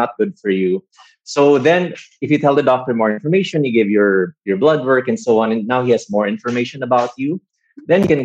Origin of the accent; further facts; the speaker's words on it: Philippines; guys like us growing up in the Philippines, wanting to go to good schools and good courses.